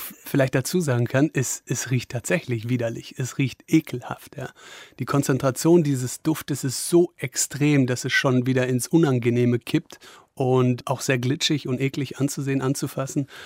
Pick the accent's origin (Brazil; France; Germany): Germany; Wesel, North Rhine-Westphalia; moved away; in meiner Heimatstadt Wesel oder in der Nähe von Wesel